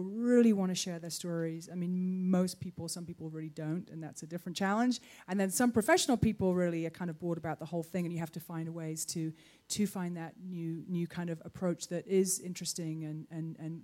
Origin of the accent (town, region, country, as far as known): United Kingdom